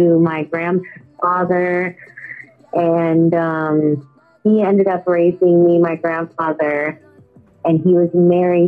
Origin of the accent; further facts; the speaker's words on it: United States; also born or lived in Renton, Washington / Texas / California; I grew up in Texas and California